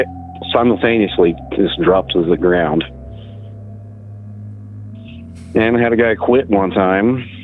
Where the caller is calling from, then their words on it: Indiana, United States; from Indiana.